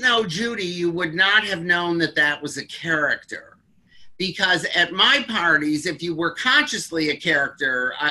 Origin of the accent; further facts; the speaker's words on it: Detroit, Michigan, United States; I grew up in Detroit when Motown was coming up